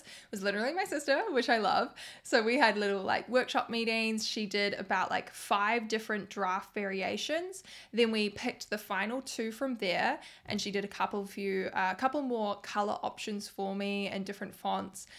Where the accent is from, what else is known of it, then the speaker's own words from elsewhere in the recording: New Zealand; I'm from New Zealand